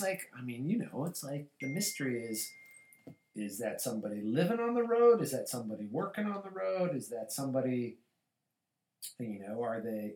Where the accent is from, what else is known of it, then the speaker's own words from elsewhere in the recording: Colorado, United States; I grew up in Colorado, and when I was a kid, we had no baseball team.